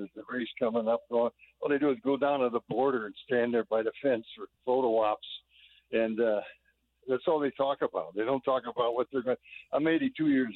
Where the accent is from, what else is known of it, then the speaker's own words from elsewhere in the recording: Indiana, United States; I'm from Indiana